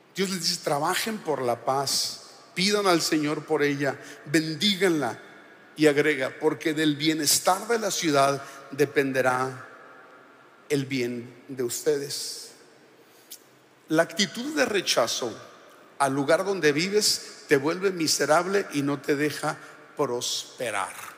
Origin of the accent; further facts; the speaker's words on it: Sonora, Mexico; now in Monterrey, Mexico; yo soy de Sonora, yo digo, en el mejor estado